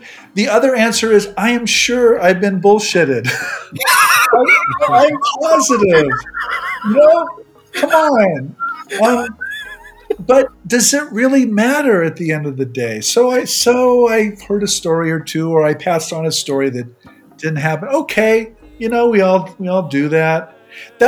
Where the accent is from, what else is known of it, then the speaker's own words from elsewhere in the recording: Nebraska, United States; moved away; I grew up in Nebraska